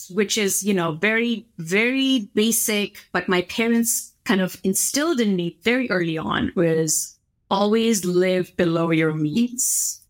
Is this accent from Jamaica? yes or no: no; India; growing up in India in a middle class home